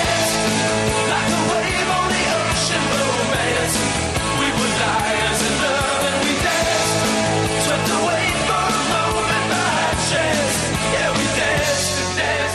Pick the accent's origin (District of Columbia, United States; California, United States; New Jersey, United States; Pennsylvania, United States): Pennsylvania, United States; when I was growing up in Pennsylvania